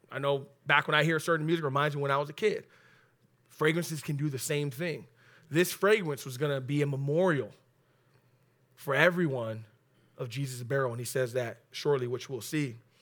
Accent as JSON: {"language": "English", "town": "Oxnard", "region": "California", "country": "United States", "tie": "born or raised there", "said": "I live in the west north side of Oxnard, but I was born and raised in Oxnard"}